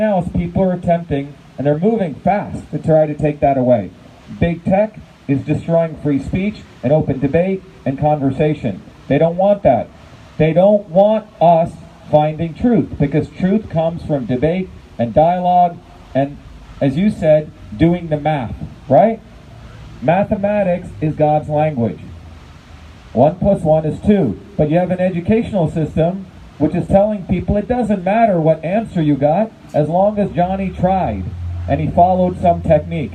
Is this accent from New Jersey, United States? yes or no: yes; Paterson, New Jersey, United States; also born or lived in Clifton, New Jersey / Parsippany, New Jersey; I grew up in Patterson, then in Clifton, then in Parsippany